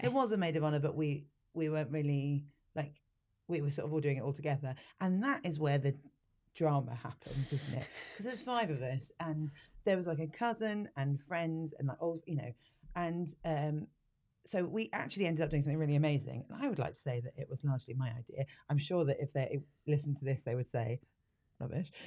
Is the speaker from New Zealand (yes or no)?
no; United Kingdom